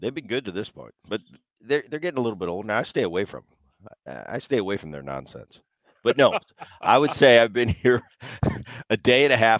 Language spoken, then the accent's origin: English; New Jersey, United States; Well, I grew up in my early childhood. I grew up in New Jersey.